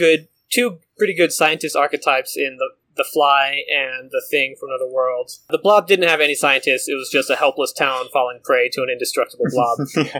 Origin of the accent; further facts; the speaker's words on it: Santa Cruz, California, United States; Also filmed in my hometown of Santa Cruz.